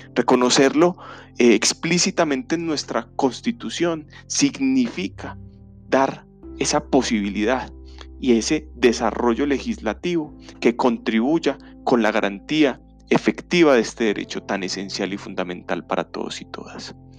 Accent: Colombia; en un país como el colombiano, como el, como el de nosotros

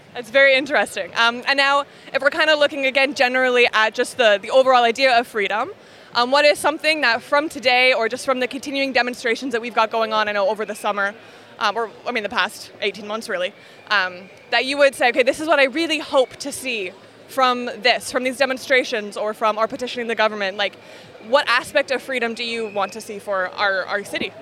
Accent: Canada; now in United Kingdom; I'm Canadian

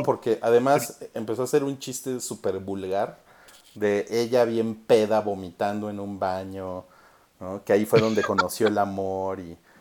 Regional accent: Mexico; soy mexicano

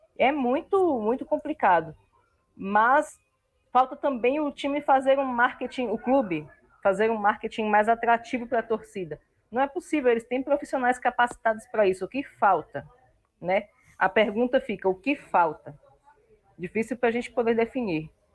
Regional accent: Brasília, Federal District, Brazil; Brasília, a cidade que eu amo, a cidade onde eu nasci, eu sou filha desse chão vermelho com muito orgulho

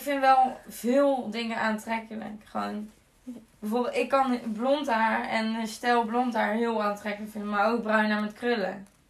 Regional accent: Zaltbommel, Gelderland, Netherlands; ik ben eh, geboren in Zalbommel. En eh, ja, weer terug in Zalbommel eigenlijk

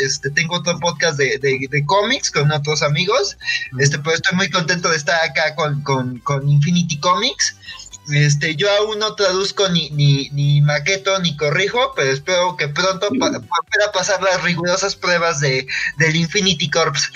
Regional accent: Mexico; yo soy de México

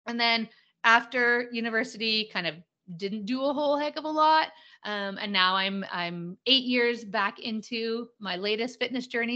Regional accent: Calgary, Alberta, Canada; I am a born and raised Calgarian. Calgary, Alberta, Canada, for your international folks. And I live here now.

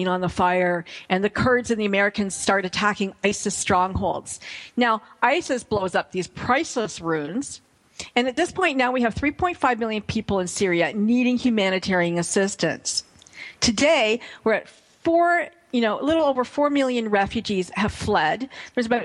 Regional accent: Canada; as a Canadian

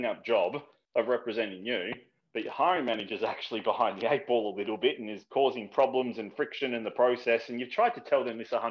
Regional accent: Australia; I'm Australian

